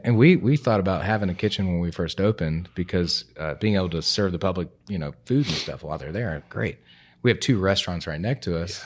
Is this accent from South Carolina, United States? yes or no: yes; Greenville, South Carolina, United States; also born or lived in Columbia; I was born and raised in Greenville, so I've been here pretty much my whole life